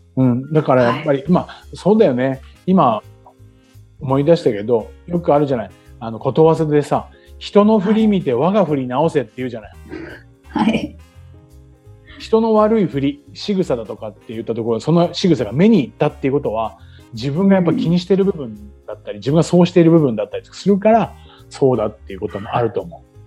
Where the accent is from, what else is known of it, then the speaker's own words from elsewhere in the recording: Chiba, Japan; moved away as an adult; now in Okinawa, Japan; 生まれ育った千葉な千葉に比べたら